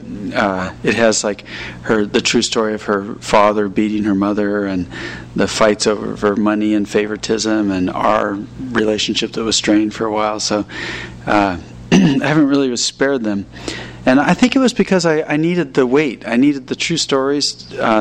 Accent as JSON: {"language": "English", "region": "Alaska", "country": "United States", "tie": "born or raised there", "moved": "yes", "said": "I grew up in Alaska"}